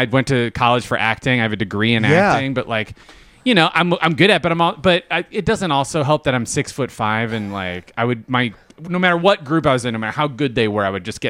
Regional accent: Chicago, Illinois, United States; also born or lived in Homewood, United States

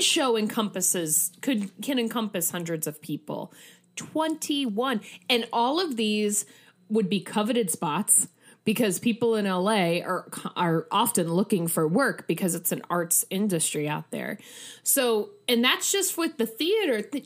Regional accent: Midwest, United States; I'm also, you know, Midwesterner

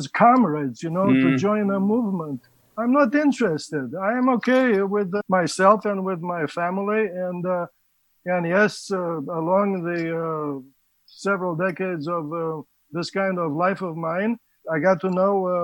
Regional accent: Romania; moved away; I grew up in the Danube Delta

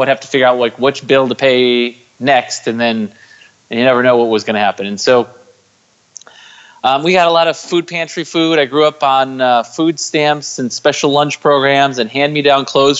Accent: Chicago suburbs, Illinois, United States; now in San Diego, United States; I live in San Diego, California. I'm originally from the Chicago suburbs

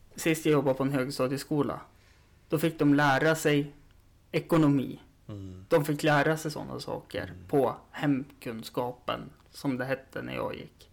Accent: Östersund, Jämtland, Sweden; det är ju där jag är uppvuxen också.

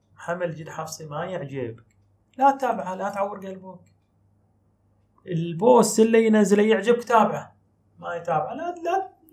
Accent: Bahrain; احنا عندنا في البحرين

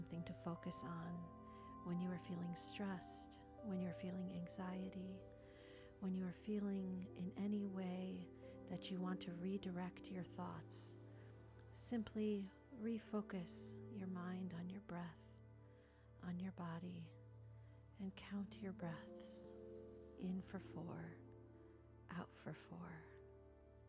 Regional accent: Skokie, Illinois, United States; I grew up in Skokie, so Midwest represent

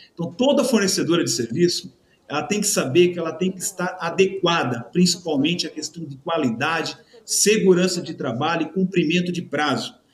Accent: Santa Catarina, Brazil; Eu sou do Sul né, de Santa Catarina, uma região italiana.

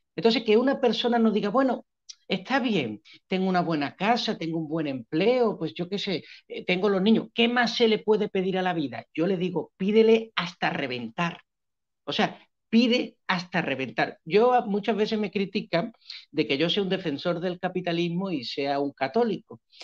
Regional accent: Spain; moved away as an adult; also born or lived in Seville / Cambodia / northern Mexican border; now in Pereira, Colombia; soy el típico español, típico promedio

